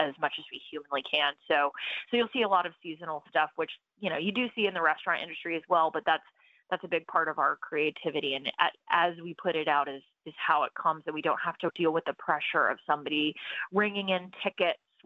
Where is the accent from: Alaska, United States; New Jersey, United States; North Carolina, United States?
North Carolina, United States; Raleigh; moved away as an adult; my sister and I were born and raised in Raleigh